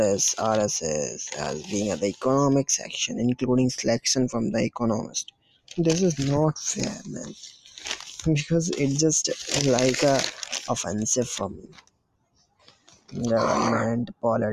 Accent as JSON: {"language": "English", "country": "India", "said": "I am from India"}